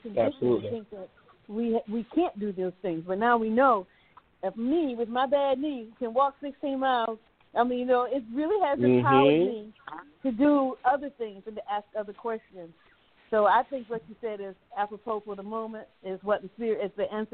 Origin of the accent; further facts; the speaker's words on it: Virginia, United States; I'm from Virginia